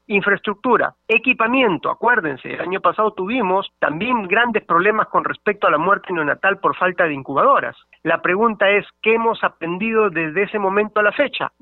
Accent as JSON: {"language": "Spanish", "country": "Peru", "said": "somos peruanos"}